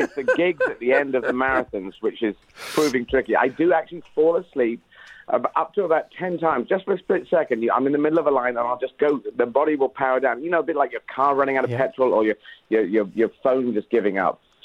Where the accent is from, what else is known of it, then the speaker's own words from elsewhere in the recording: Aden, Yemen; I was born in Aden